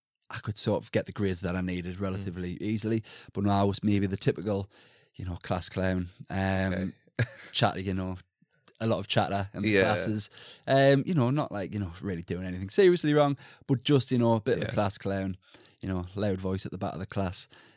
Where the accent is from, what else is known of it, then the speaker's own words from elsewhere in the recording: Sunderland, North East England, United Kingdom; So, I am from Sunderland, so in the northeast, sort of very typical working class average background. Mm. Both my parents from Sunderland or surrounding areas.